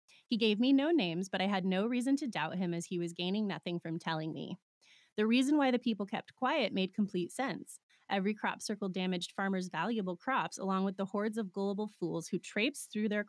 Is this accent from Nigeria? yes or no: no; South East England, United Kingdom; I come from Old Hampshire in the UK and used to work and travel extensively in that county for many years. My depot was in Andover